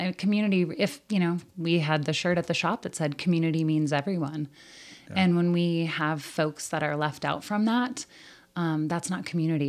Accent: Whitehall, Montana, United States; now in Butte, United States; I have a lot of family in Butte. And so I grew up in Whitehall because my grandmother owned Borden's Hotel and Cafe.

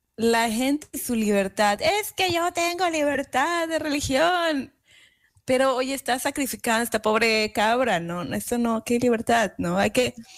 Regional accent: Yucatán, Mexico; moved away; also born or lived in Kingston, New York; en Yucatán, donde yo soy, mi tierra natal

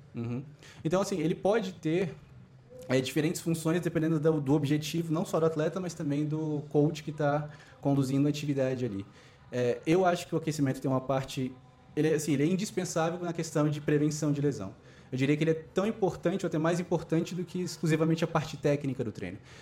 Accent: Brazil; moved away as an adult; now in Beijing, China; sou brasileiro.

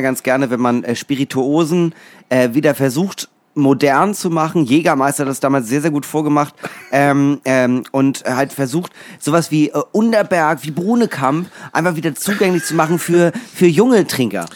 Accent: Schleswig-Holstein, Germany; für mich als Schleswig-Holsteiner

